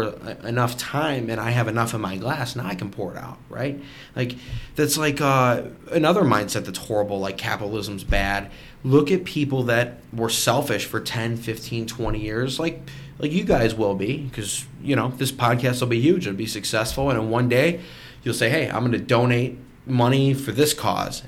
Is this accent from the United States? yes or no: yes; United States; we're all American